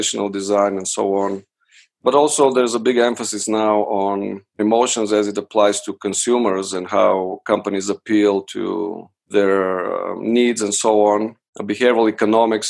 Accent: Bulgaria; moved away as an adult; now in United States; I'm originally from Bulgaria. I came to the States for undergraduate studies

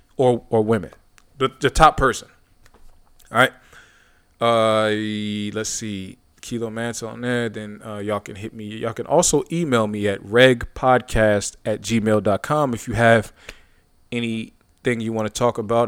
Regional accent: Youngstown, Ohio, United States; my hometown, Youngstown, Ohio

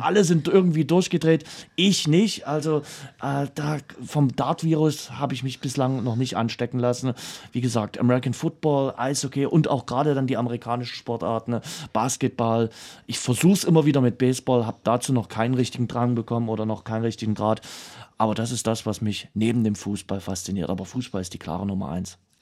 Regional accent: Dresden, Saxony, Germany; Was man bei mir immer so schön raushört, ist, äh, dass man weiß, wo ich herkomme. Und das ist Dresden, die Stadt, die ich liebe

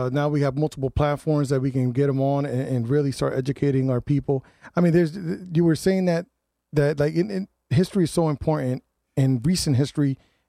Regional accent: New Haven, Connecticut, United States; I grew up in Newhallville.

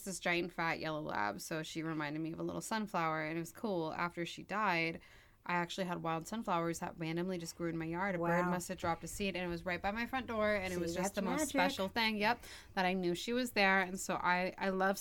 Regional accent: California, United States; I'm also from California

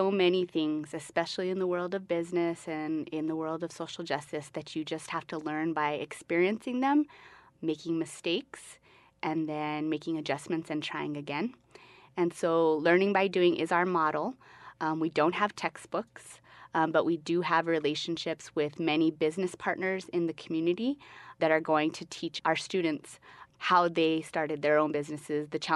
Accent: Albuquerque, New Mexico, United States; I'm originally from Albuquerque. I'm from the West Side. I went to John Adams Middle School, and I went to West Mesa High School

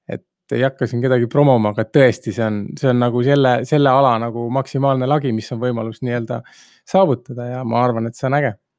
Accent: Tamsalu, Lääne-Viru County, Estonia; pärit olen Tammsalust sileda maa pealt

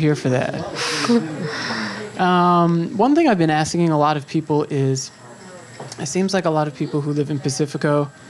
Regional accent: New York, United States; So I'm from New York, right?

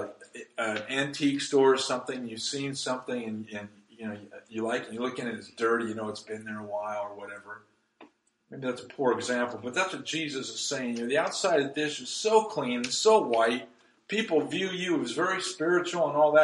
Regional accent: Nevada, United States; now in Brookings, United States; I grew up in Nevada

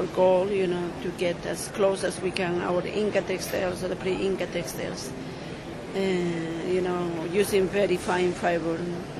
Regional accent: Chinchero, Cusco, Peru; English is a second language; Chinchero, which is my hometown.

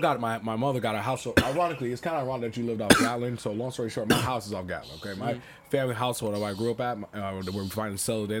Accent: Martin County, South Florida, United States; I'm from the Martin County area

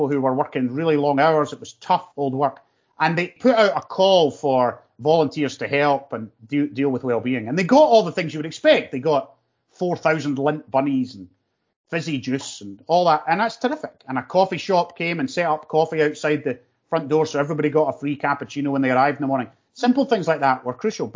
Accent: North Lanarkshire, Scotland, United Kingdom; I'm from North Lanarkshire

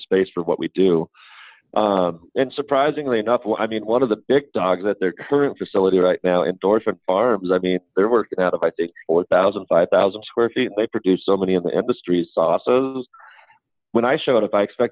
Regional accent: Colorado, United States; I'm from Colorado

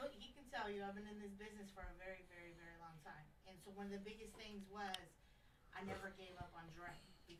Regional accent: California, United States; moved away; I'm from Cali.

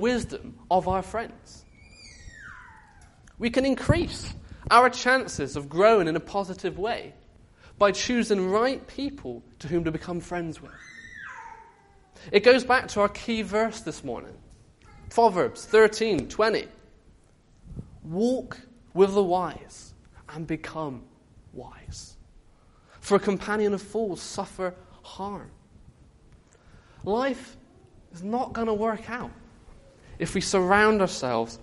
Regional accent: Bristol, South West England, United Kingdom; I came back to my Bristolian family

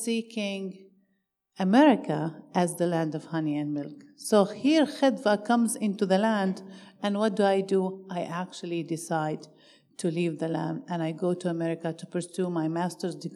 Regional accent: Beit Sahour, West Bank, Palestine; I come from Beit Sahur

